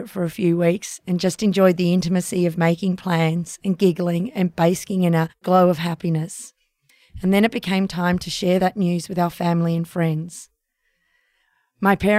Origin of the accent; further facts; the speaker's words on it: Australia; That meant leaving Australia.